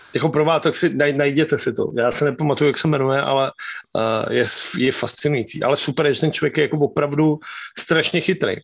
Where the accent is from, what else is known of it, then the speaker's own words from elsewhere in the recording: Czechia; hrdí jako Češi